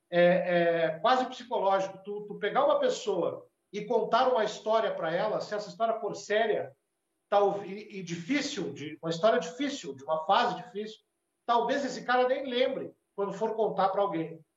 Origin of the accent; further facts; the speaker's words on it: Rio Grande do Sul, Brazil; é para nós aqui que somos do Rio Grande do Sul, o Jaguara é o vira-lata